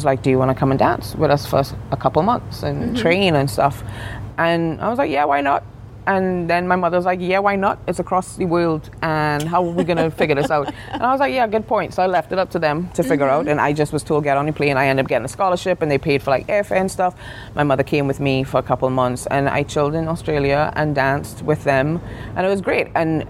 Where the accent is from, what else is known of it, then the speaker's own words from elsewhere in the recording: New York, United States; now in London, United Kingdom; when I first moved to London, I was like, I'll do a year's contract and I'll be back. I'm a New Yorker.